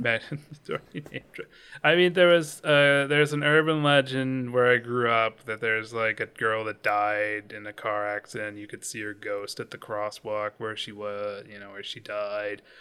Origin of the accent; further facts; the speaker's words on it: Pacific Northwest, United States; growing up in the Pacific Northwest